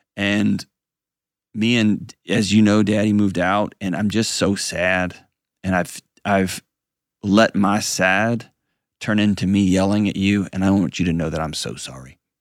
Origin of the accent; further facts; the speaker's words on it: Houston, Texas, United States; my hometown, the great and powerful Houston, Texas